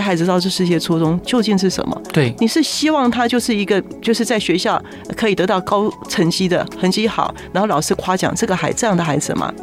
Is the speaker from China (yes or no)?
no; Taiwan; 所以我们台湾现在的教育还是如此啊